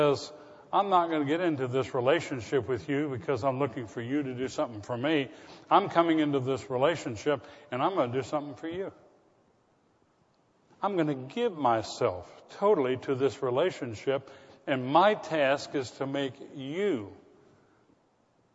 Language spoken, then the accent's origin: English; the South, United States; I was from the South